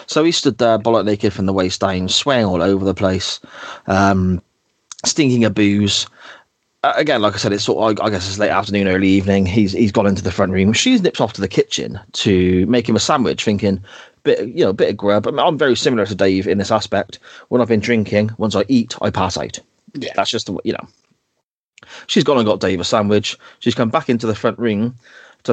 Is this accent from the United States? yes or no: no; Gloucester, South West England, United Kingdom; growing up around Gloucester at that time